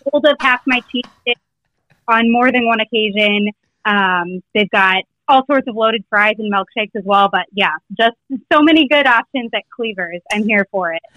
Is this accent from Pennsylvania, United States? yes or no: yes; Philadelphia, Pennsylvania, United States; born and raised in the Northeast